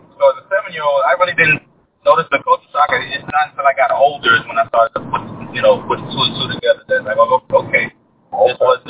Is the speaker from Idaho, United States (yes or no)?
no; New York, United States; also born or lived in Trinidad; grew up in New York, man, trying to do the right thing. My parents came up to the States, didn't have much.